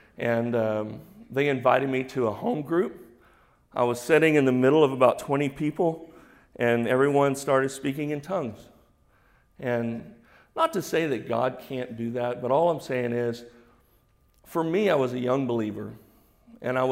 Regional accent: Houston, Texas, United States; I'm from Houston.

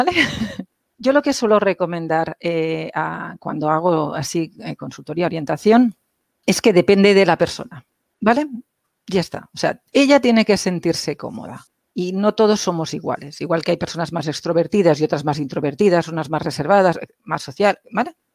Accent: Catalonia, Spain; Yo soy catalana.

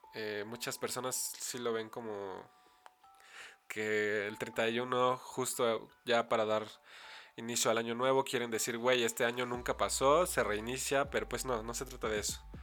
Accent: State of Mexico, Mexico; Soy originario del Estado de México

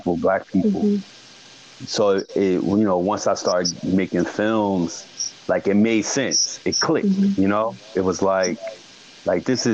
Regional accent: East Orange, New Jersey, United States; I come from East Orange, North New Jersey, the urban

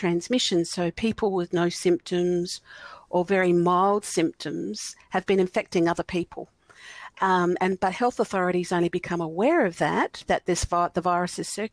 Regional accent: South Australia, Australia; I'm from South Australia

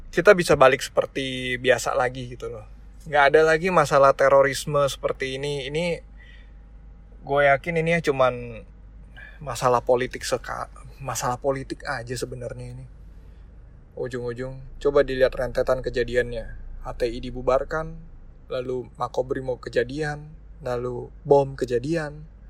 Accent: Indonesia; ras gue Chinese ya gue keturunan warga keturunan tapi gue orang Indonesia

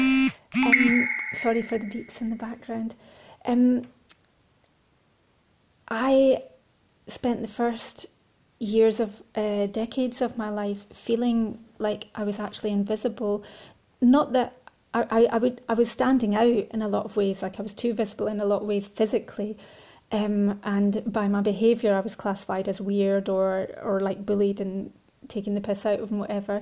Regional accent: Scotland, United Kingdom; growing up in Scotland and rurally

